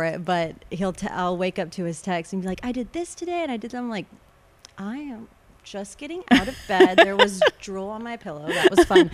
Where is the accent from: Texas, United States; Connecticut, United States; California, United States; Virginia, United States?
Texas, United States; Corpus Christi; also born or lived in Sinton, Texas / Lubbock, Texas / Austin, Texas; I grew up in Corpus up until age probably 14 is when we actually moved to Sinton.